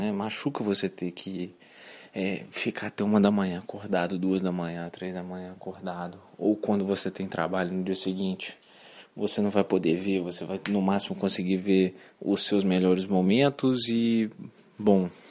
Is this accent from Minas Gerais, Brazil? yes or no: yes; Belo Horizonte, Minas Gerais, Brazil; now in Cesena, Italy; eu tenho 23 anos, sou de Belo Horizonte, fui nascido lá, torço para Atlético e hoje moro em Cesena, Itália.